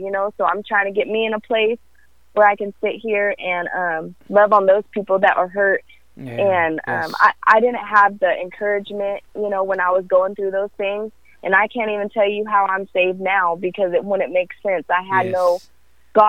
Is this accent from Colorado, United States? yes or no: no; California, United States; also born or lived in Africa; now in Texas, United States; I'm originally from California